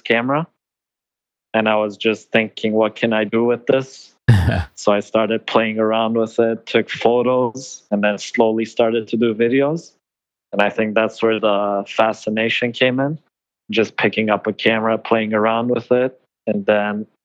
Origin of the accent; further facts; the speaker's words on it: Iran; moved away; I think I was born in Iran